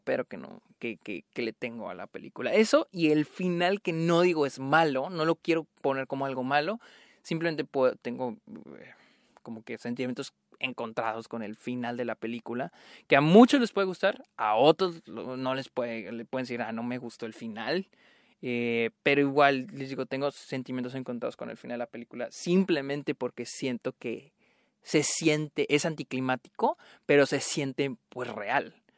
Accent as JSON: {"language": "Spanish", "region": "northern Mexico", "country": "Mexico", "tie": "born or raised there", "moved": "yes", "said": "tristemente es lo que llegaba a mi, a mi ciudad natal"}